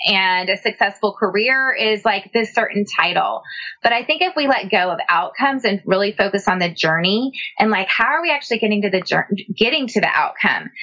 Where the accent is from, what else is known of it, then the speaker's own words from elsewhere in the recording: San Antonio, Texas, United States; now in Austin, United States; I grew up in San Antonio